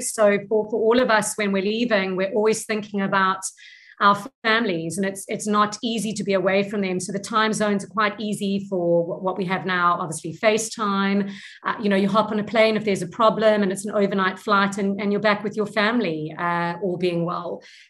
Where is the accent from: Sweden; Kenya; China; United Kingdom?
United Kingdom; England; now in South Africa; my whole story is I'm from England. So I was born British, and my father 40 years ago was looking for a better or a sunnier future for his children. And that's how we ended up in South Africa.